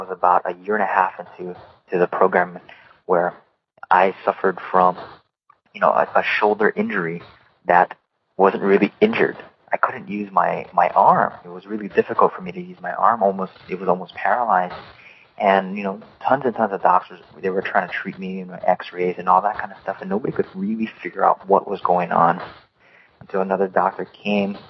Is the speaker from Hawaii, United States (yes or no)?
yes; Hawaii, United States; moved away as an adult; also born or lived in Oregon; I was born and raised in Hawaii and grew up in the beautiful state, the 50th state